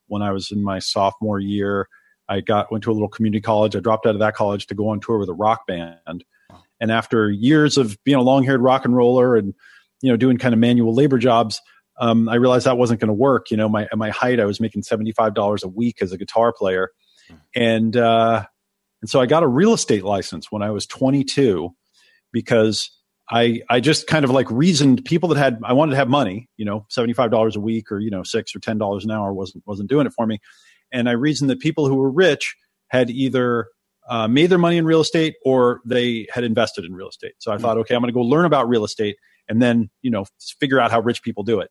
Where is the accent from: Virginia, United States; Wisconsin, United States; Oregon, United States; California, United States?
Oregon, United States; also born or lived in New York; I was born in New York and they didn't want me to grow up in the city. So they moved to Oregon.